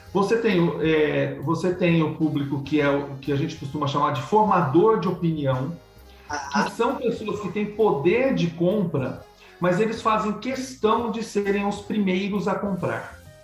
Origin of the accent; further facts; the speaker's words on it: Piracicaba, São Paulo, Brazil; now in Paraguay; Eu nasci em Piracicaba, São Paulo